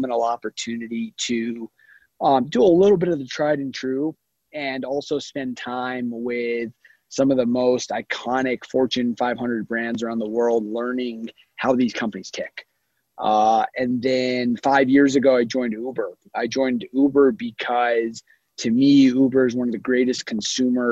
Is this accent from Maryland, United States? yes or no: no; Huntsville, Alabama, United States; moved away; also born or lived in California; I grew up in Huntsville, Alabama, which is a little bit of a weird place for a California boy to grow up